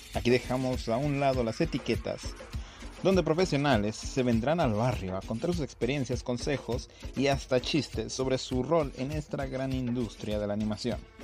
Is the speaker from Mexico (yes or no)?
yes; Mexico; los mexicanos